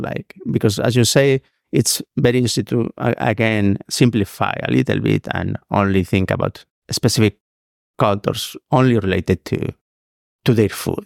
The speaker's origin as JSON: {"language": "English", "region": "Basque Country", "country": "Spain", "moved": "as an adult", "lives_now": "Reno, United States", "said": "I was Basque"}